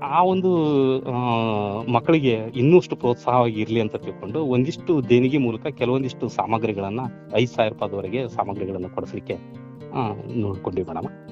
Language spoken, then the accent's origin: Kannada; Ron, Karnataka, India; ನಂದು ಸ್ಥಳೀಯ ಊರದಾಗಿರೋದ್ರಿಂದ